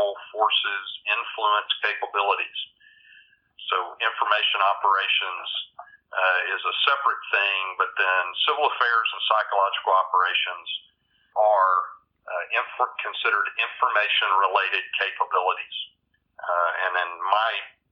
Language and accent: English; just outside of Birmingham, Alabama, United States; also born or lived in Lubbock, Texas; now in North Carolina, United States; I grew up in, I grew up in Alabama, just outside of Birmingham